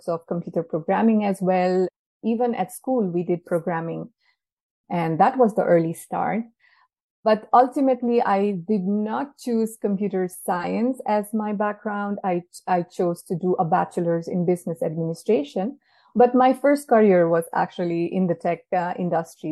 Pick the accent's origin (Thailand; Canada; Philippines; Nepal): Nepal; moved away as an adult; now in Switzerland; Originally, I come from Nepal, but I have been in Switzerland for more than 4 years now.